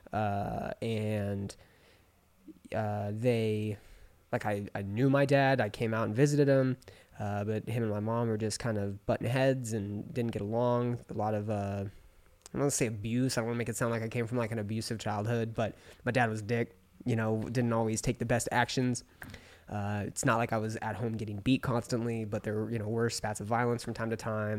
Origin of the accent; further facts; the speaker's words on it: Palm Springs, California, United States; moved away as an adult; also born or lived in Orange County, California; I grew up in Palm Springs, California.